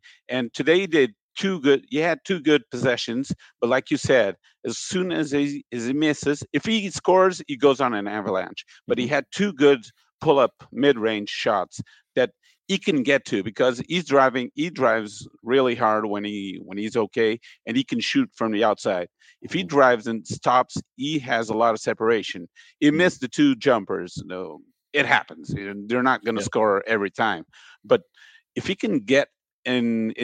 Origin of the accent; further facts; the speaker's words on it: Portugal; now in Brazil; I'm from Portugal.